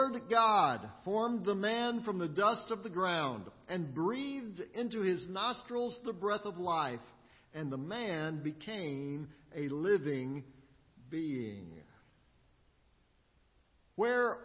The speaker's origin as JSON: {"language": "English", "town": "Austin", "region": "Texas", "country": "United States", "tie": "born or raised there", "also_born_or_lived": "Midland, Texas", "moved": "as an adult", "lives_now": "Springfield, United States", "said": "I grew up in Austin in Central Texas, but it's been a while since I've been back there also. I've lived here in Springfield for over 20 years"}